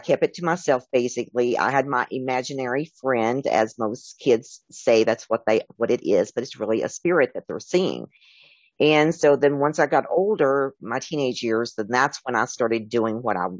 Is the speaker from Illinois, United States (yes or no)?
no; Tennessee, United States; I was raised in Tennessee